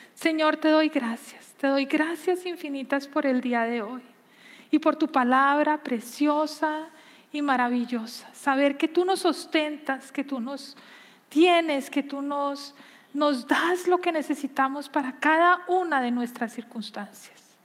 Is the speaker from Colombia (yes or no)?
yes; Colombia; Yo crecí en Colombia